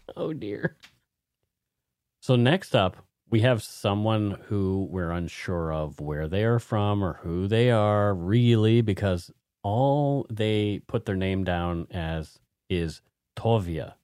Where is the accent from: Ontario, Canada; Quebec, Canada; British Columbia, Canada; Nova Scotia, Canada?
Nova Scotia, Canada; Bridgewater; I'm from Bridgewater, which is oh. on, it's on the Lahave.